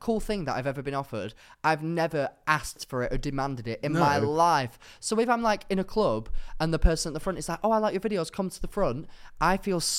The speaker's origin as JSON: {"language": "English", "town": "Darwen", "region": "North West England", "country": "United Kingdom", "said": "I am, yeah."}